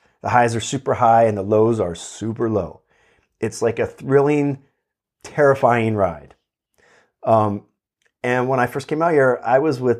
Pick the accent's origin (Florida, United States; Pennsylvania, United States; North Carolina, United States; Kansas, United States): Pennsylvania, United States; now in California, United States; It's bizarre, you know, like to someone growing up in Pennsylvania, it was weird.